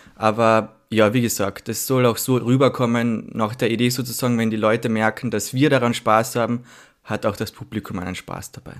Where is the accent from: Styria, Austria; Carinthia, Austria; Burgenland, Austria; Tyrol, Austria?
Carinthia, Austria; Villach; now in Vienna, Austria; ich komme aus Villach, also aus einer Stadt in Kärnten